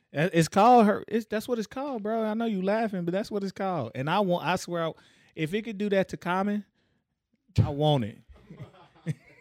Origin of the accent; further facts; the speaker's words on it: Tyler, Texas, United States; I'm from Tyler